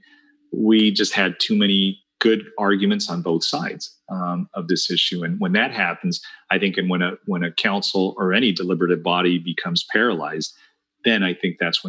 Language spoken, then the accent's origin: English; Santa Ana, California, United States; also born or lived in La Paz, Bolivia; I grew up here in Santa Ana with the Red Devil fireworks stands that were all over town